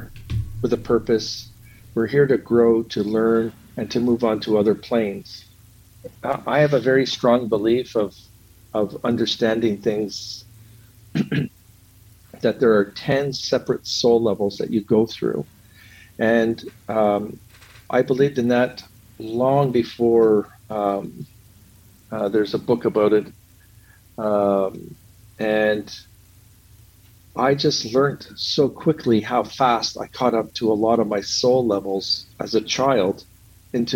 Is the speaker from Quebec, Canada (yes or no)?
yes; Montreal, Quebec, Canada; I grew up in Montreal, Quebec, Canada